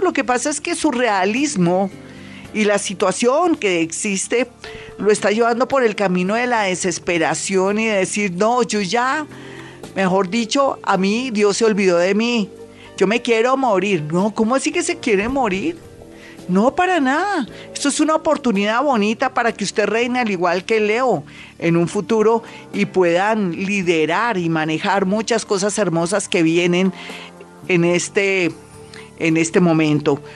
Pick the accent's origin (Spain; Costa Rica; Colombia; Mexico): Colombia; somos colombianos, somos resilientes y fuertes